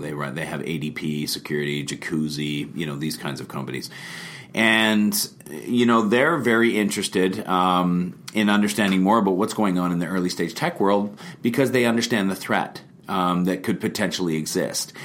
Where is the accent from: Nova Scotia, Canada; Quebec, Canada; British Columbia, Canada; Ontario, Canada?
British Columbia, Canada; Vernon; now in Kelowna, Canada; I was uh, born and raised in Vernon